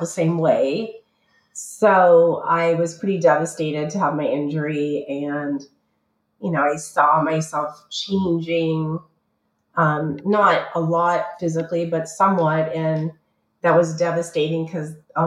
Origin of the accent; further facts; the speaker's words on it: Canada; moved away; also born or lived in Toronto; I'm Canadian originally